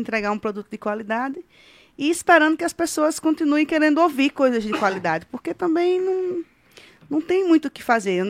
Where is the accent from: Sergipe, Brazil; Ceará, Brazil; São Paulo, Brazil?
Sergipe, Brazil; Japaratuba; also born or lived in Aracaju; E a minha é toda de Japaratuba. Eu só, só que... só, eu só fiz nascer em Aracaju para ser da capital, entendeu? Japaratuba